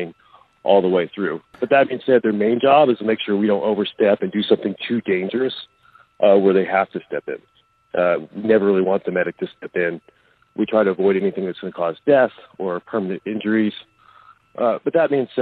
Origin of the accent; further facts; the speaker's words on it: Oklahoma, United States; I grew up in Oklahoma, where it's like ground central for recluse